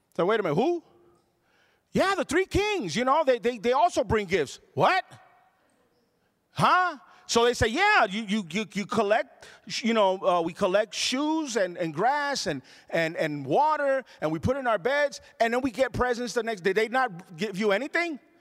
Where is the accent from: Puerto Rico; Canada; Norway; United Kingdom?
Puerto Rico; born or raised there; now in United States